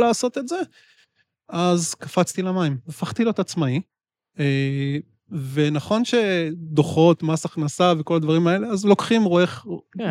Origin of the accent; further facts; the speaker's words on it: Israel; אני ישראלי